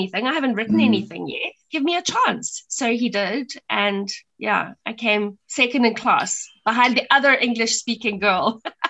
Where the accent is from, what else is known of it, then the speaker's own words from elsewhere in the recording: Pretoria, Gauteng, South Africa; accent: Pretoria; So I've lost my Pretoria accent now with my Afrikaans